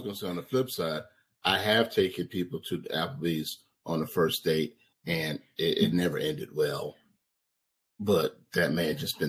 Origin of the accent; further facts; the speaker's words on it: the South, United States; And I'm from the South. I grew up in an itty bitty town and we didn't have a Cheesecake Factory.